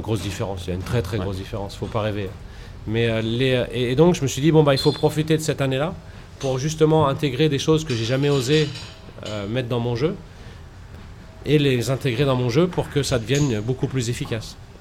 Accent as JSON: {"language": "French", "town": "Paris", "region": "Île-de-France", "country": "France", "tie": "born or raised there", "said": "je suis Porte d'Orléans. Gros, en gros, j'ai vécu toute ma vie pas loin de la Porte d'Orléans"}